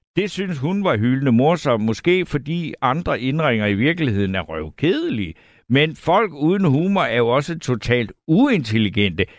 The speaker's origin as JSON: {"language": "Danish", "area": "Funen", "region": "Southern Denmark", "country": "Denmark", "said": "jeg er fra Fyn"}